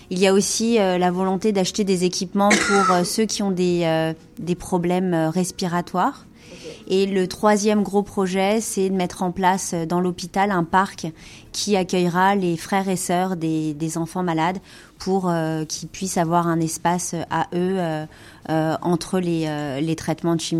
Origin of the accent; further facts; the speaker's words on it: France; now in North America; en tant que Française